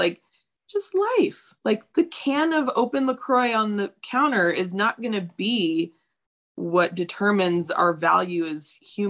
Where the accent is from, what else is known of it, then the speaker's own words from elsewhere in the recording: Apple Valley, California, United States; We grew up in Apple Valley